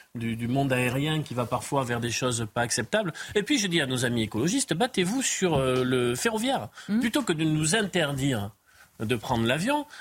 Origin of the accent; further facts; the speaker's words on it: Pyrénées-Atlantiques, Nouvelle-Aquitaine, France; Moi, je viens des Pyrénées-Atlantiques